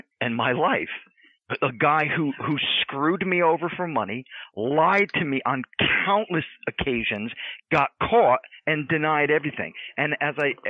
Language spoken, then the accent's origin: English; United States; I'm Italian American